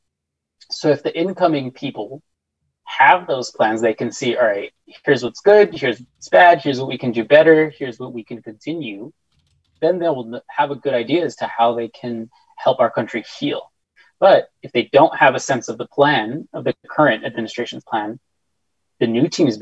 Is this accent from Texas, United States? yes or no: yes; El Paso, Texas, United States; I'm from El Paso